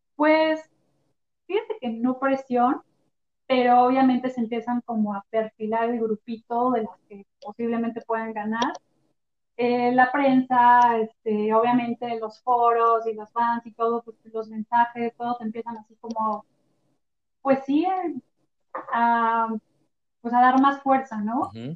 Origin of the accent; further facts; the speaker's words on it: Celaya, Guanajuato, Mexico; moved away as an adult; also born or lived in Querétaro; yo nací en Celaya, Guanajuato